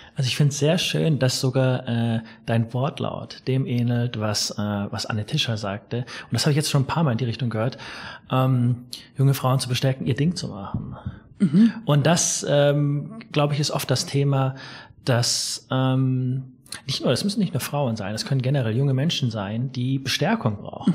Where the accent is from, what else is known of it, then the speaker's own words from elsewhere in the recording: Erlangen, Bavaria, Germany; von dort ist meine Mutter mhm. nach Erlangen und ich komme aus Erlangen.